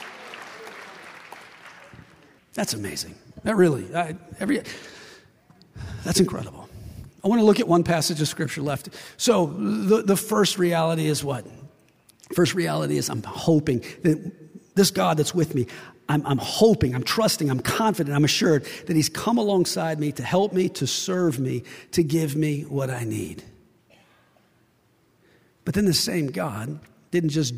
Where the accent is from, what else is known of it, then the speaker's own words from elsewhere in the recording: West Virginia, United States; I'm from West Virginia.